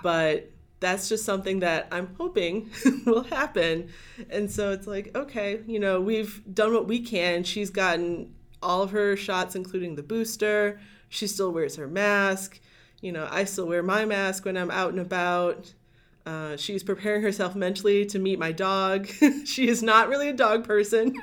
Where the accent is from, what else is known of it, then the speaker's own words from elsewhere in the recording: Lorain County, Northeast Ohio, United States; moved away; I grew up in Northeast Ohio